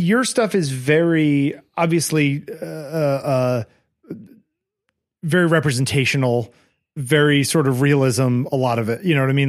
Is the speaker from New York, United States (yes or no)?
no; Connecticut, United States; I grew up in Connecticut